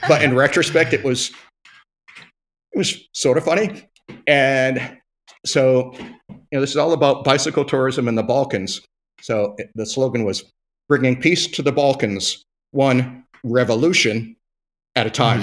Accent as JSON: {"language": "English", "country": "United States", "said": "we're American"}